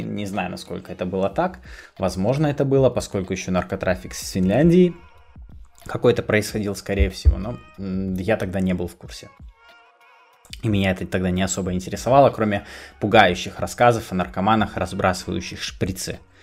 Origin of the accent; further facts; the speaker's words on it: Kostomuksha, Republic of Karelia, Russia; moved away; also born or lived in Petrozavodsk; я родился в Петрозаводске, но большую часть э, своей жизни я прожил не там, поскольку родители были вынуждены приехать из э, Петрозаводска на новую работу в Костомукшу